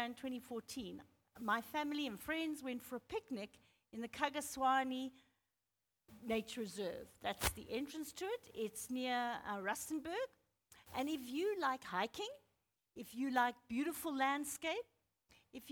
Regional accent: Zimbabwe; moved away as an adult; also born or lived in Pietermaritzburg, South Africa; I was born and bred in Zimbabwe

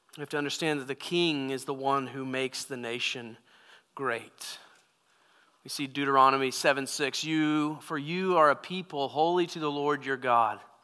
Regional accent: United States; as American Christians

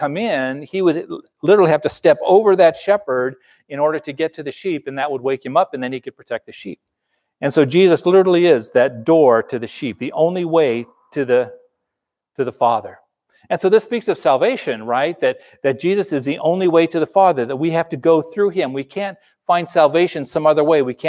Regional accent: Los Angeles, California, United States; I grew up in Los Angeles

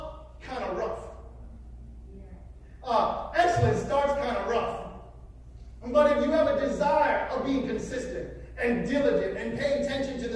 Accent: Wisconsin, United States; we were growing up in Wisconsin

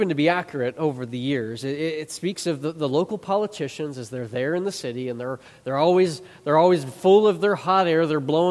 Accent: Chicago, Illinois, United States; I grew up in the Chicago area

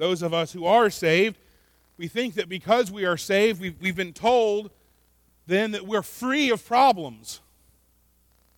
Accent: Florida, United States; I'm from Florida and we're all crazy

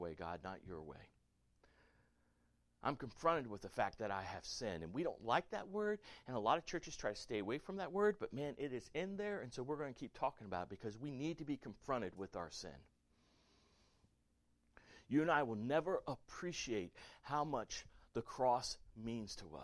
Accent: the American South, United States; I'm a good old Southern boy. I'm born in America. I'm American. Born in the South.

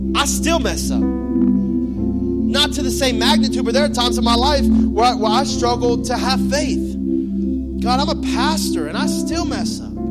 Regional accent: Florida, United States; moved away; I'm from Florida

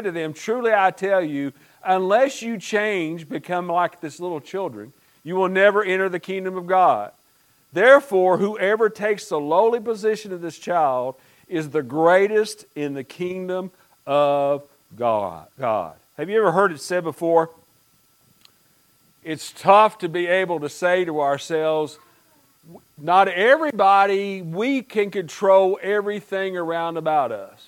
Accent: United States; growing up in Pike County and in the mountains

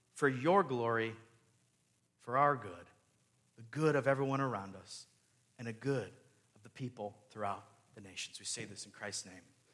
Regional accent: California, United States; moved away as an adult; now in Gallatin, United States; me and Stacy leaving where we grew up in California to serve this church here in Gallatin, Missouri

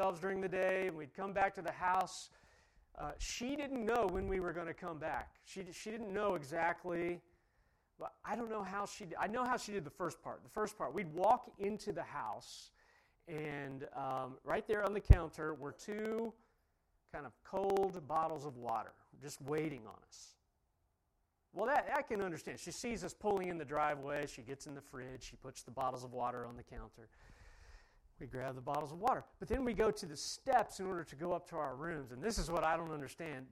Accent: Ohio, United States; I'm from Ohio

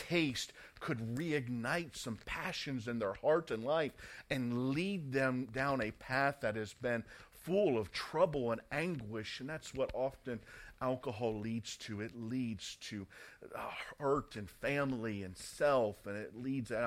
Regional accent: United States; now in United Kingdom; Growing up in the States

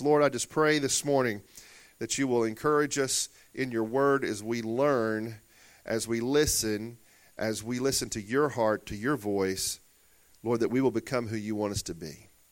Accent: Murfreesboro, Arkansas, United States; Growing up in Murfreesboro, Arkansas, a little old town of sixteen hundred people or so

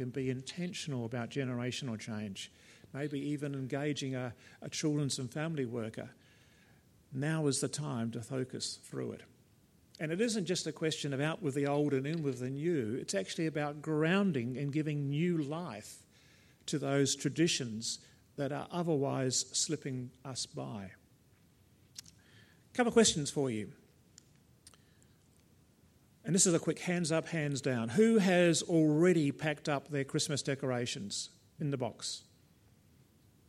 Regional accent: South Australia, Australia; being South Australian

